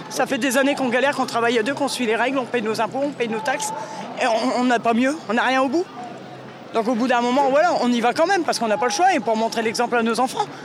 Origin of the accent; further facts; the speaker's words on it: Hauts-de-France, France; Je viens d'à côté de Noyon. Un petit village, un hameau de, euh, à côté de Noyon, qui est relié à Noyon.